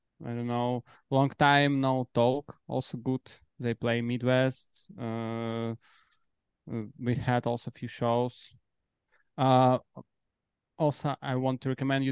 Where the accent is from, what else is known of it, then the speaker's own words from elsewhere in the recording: Belarus; now in Warsaw, Poland; We are from Belarus exactly, but now we're based in Poland.